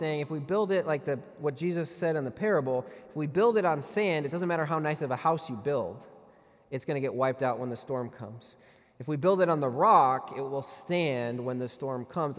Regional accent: United States; we pay as Americans

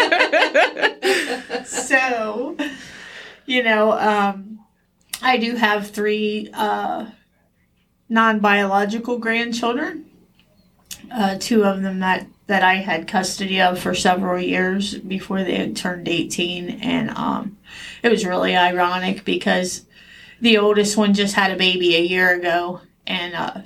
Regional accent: New Rome, Ohio, United States; I grew up in Lincoln Village in New Rome

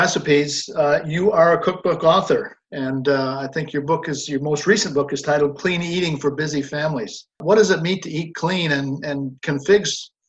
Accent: Northeast, United States; I'm from the Northeast and figs just never were part of our diet at home.

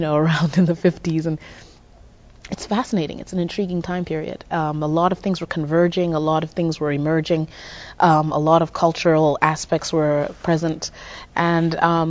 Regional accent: Zimbabwe; moved away as an adult; also born or lived in Midwest, United States; now in United States; I grew up in Zimbabwe till the age of 19

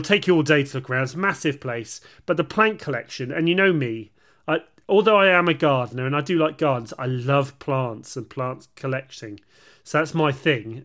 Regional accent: United Kingdom; we're British

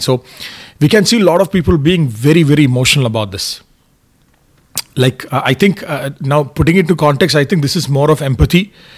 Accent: India; moved away; I'm from India, I have a lot of relatives in India, family in India

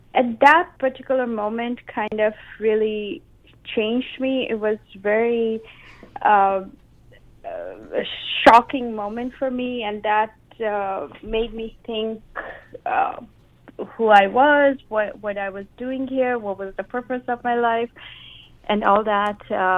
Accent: India; also born or lived in Japan; now in Seattle, United States; all my life I had moved around. Every few years I would move around in my home country, India. Then I moved to Japan, and then I had moved to Seattle.

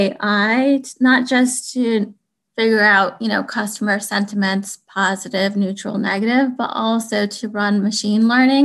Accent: United States; I am a Pakistani American

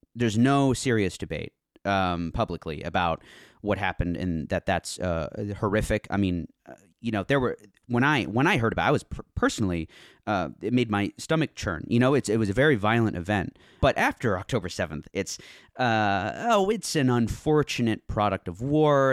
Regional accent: United States; as an American growing up

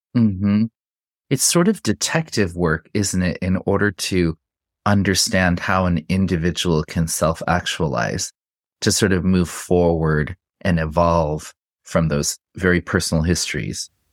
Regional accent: Santa Fe, New Mexico, United States; I grew up in Santa Fe, New Mexico

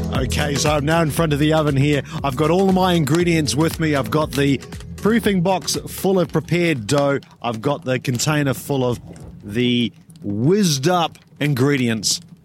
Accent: New Zealand; I'm a Kiwi

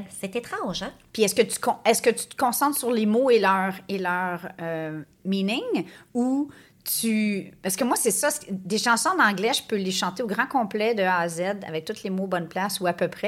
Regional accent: Canada; Je pense qu'en tant que Canadien, c'est un petit peu un must à faire.

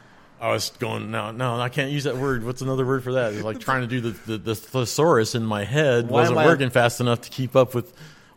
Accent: Ireland; Oh, but I'm from Ireland. I don't know what a shot glass is.

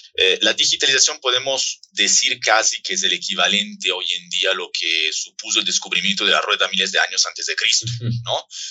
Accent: Mexico; nuestro querido país

